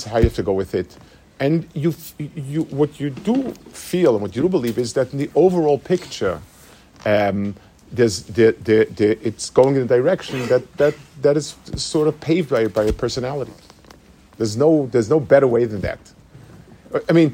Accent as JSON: {"language": "English", "country": "United States", "tie": "born or raised there", "said": "When I was growing up as a young boy in America"}